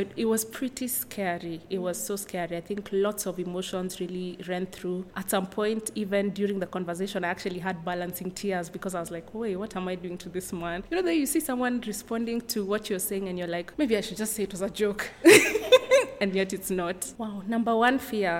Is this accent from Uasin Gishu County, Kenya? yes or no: no; Nairobi, Kenya; I am from Nairobi, Kenya